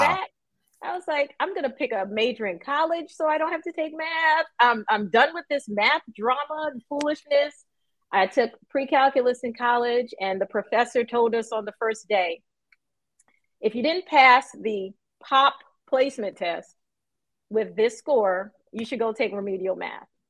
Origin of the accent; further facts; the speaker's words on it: New York, United States; I grew up in New York